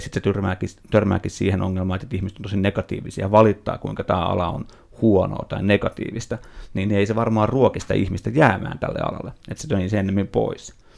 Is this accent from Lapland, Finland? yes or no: no; Nummela, Uusimaa, Finland; se Nummelas, missä mä olin kotoisin